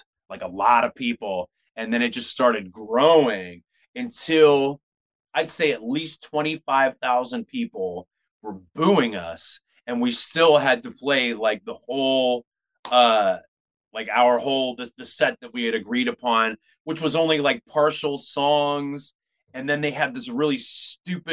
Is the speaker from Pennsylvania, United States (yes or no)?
yes; Pittsburgh, Pennsylvania, United States; now in San Francisco, United States; We played fireworks night in my hometown